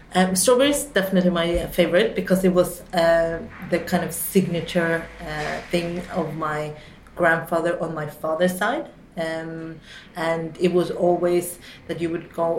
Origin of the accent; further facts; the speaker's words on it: Oslo, Norway; also born or lived in London, United Kingdom; I grew up in Oslo, um, majority of the time, um, specifically a little bit outside uh, for the first 14 years